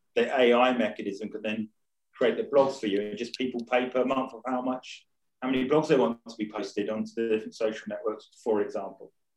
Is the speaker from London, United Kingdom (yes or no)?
no; Rayleigh, East of England, United Kingdom; moved away; I was originally from Rayleigh